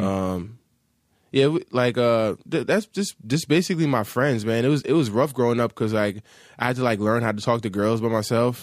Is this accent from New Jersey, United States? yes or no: yes; Hackensack, New Jersey, United States; moved away as an adult; now in Los Angeles, United States; I'm from Hackensack, New Jersey, Bergen